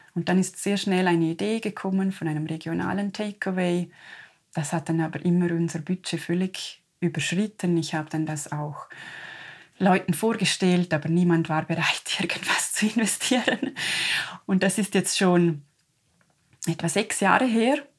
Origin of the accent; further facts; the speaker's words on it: Liechtenstein; wir als Liechtensteiner